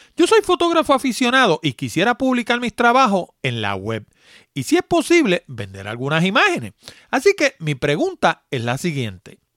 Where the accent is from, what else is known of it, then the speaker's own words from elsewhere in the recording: New York City, New York, United States; moved away; yo también soy de allá de Nueva York, nací en, en Manhattan precisamente, y vivía en la 161 West